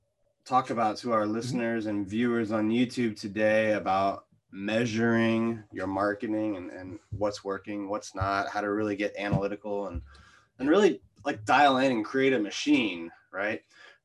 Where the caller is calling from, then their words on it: Deerfield, Florida, United States; I'm in Deerfield, Florida.